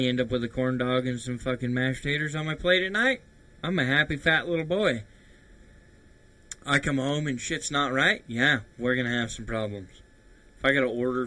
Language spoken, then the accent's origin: English; Idaho, United States; growing up in Idaho, playing on the farm